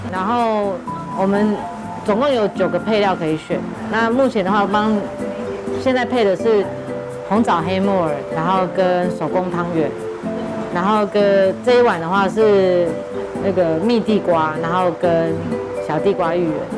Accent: southern Taiwan, Taiwan; now in Taipei, Taiwan; 就是小时候在南部， 就是外婆带的

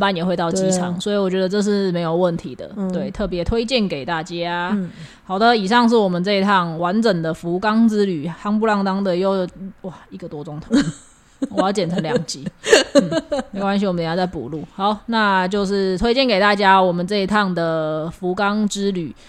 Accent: Taiwan; 然后听到你是台湾来的，

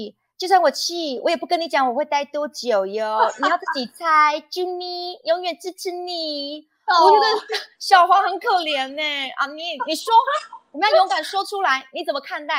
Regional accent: Taiwan; 我觉得我们台湾人被拜访，我们应该要有自己的发声权。

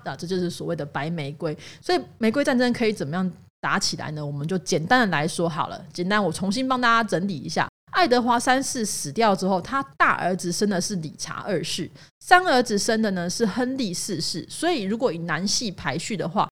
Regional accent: Taiwan; 我们台湾人

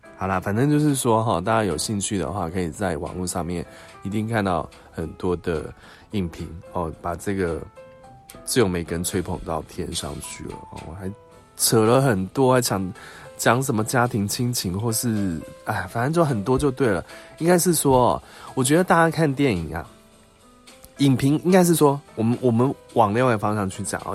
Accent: Taiwan; 我们台湾这边

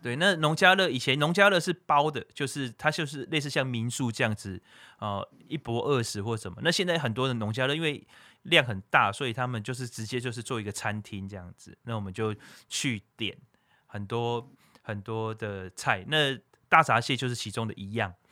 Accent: Taiwan; 因为我是土生土长的台湾音娜

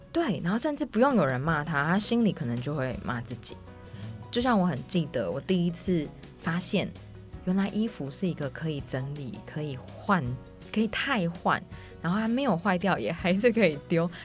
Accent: Miaoli County, Taiwan; 我小时候住在那个苗栗嘛

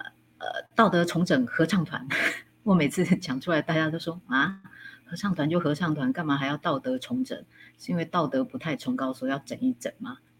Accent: Hsinchu County, Taiwan; now in Taipei, Taiwan; 哎，应该这样说啦，我我我来自于新竹一个乡下的地方，一个淳朴的小女生，来到了台北啊，上了大学。

